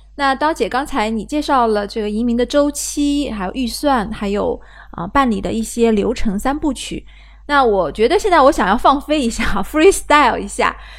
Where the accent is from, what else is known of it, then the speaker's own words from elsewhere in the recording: China; 我们中国人